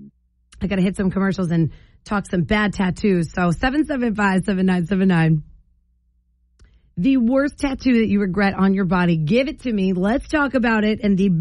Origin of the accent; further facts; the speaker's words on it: New Jersey, United States; when I was younger, I would get made fun of for being from New Jersey.